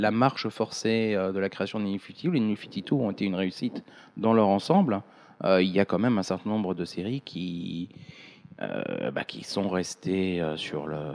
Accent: France; Mais je pense qu'on a sur le un court terme, biaisé parce qu'on est français.

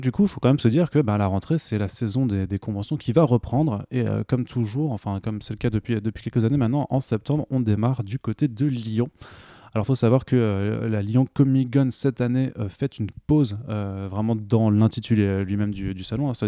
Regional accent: Italy; Bah, après moi je suis italien donc je peux au

